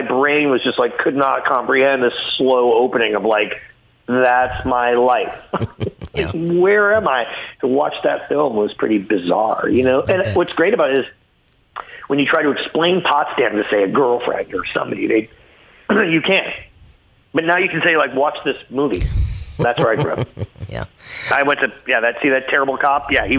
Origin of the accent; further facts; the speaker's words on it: Ottawa, Ontario, Canada; And I grew up in Ottawa.